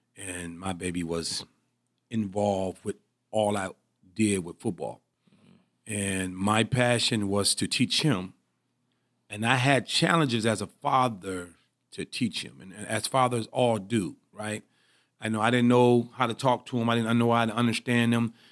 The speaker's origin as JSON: {"language": "English", "town": "Pontiac", "region": "Michigan", "country": "United States", "tie": "born or raised there", "said": "I'm from Pontiac, Michigan. I played at, uh, Pontiac Northern High School."}